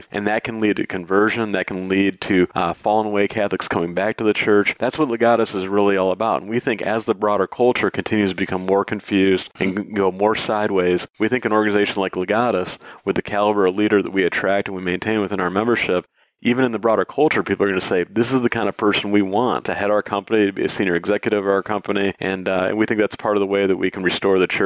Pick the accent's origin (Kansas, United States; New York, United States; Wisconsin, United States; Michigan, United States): Michigan, United States; in legal work in, in my home state of Michigan.